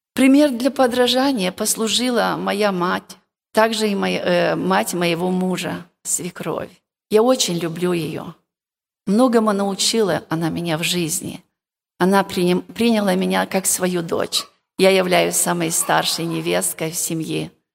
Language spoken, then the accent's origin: Russian; Moldova; Я сама молдаванка с Молдовы